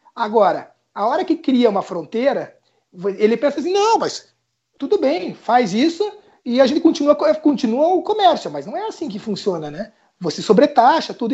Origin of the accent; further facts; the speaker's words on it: Curitiba, Paraná, Brazil; eu sou curitibano, né? Moro no sul aqui, casado com catarinense